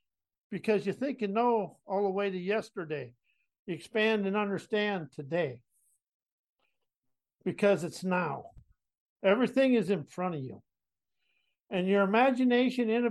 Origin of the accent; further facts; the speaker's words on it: South Dakota, United States; moved away; also born or lived in San Antonio, Texas; I was a cowboy from South Dakota.